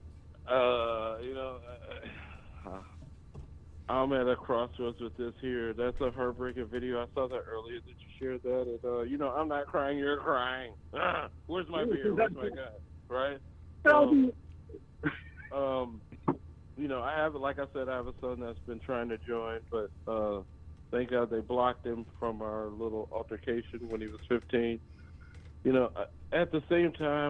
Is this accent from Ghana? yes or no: no; United States; as an American citizen